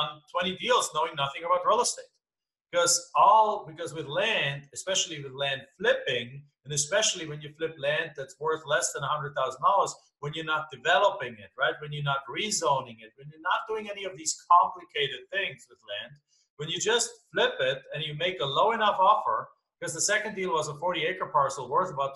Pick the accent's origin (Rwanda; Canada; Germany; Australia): Germany; English is a second language; moved away as an adult; now in United States; as you can tell from my accent, I'm not from here. I'm from Germany originally. I came over to this country back in 1997.